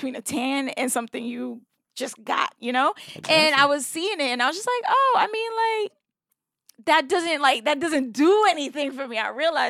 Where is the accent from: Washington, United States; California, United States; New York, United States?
New York, United States; New York City; also born or lived in San Diego / Bed-Stuy, Brooklyn; Brooklyn overall, but if somebody's like, where are you from? I'll say Canarsie, because I lived there until 21, 22, something like that.